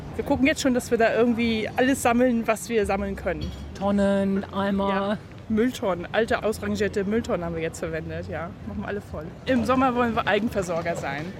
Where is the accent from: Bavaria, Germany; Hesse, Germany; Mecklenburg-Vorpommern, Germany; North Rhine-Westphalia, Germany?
Bavaria, Germany; Würzburg district; aus dem Landkreis Würzburg